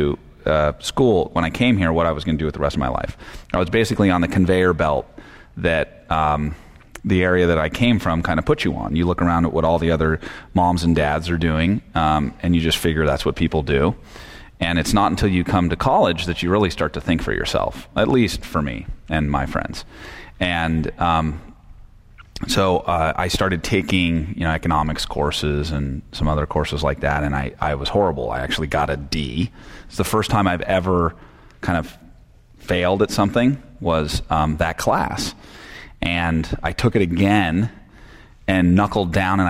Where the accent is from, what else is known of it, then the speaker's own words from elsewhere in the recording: San Francisco Bay Area, California, United States; I grew up in the San Francisco Bay Area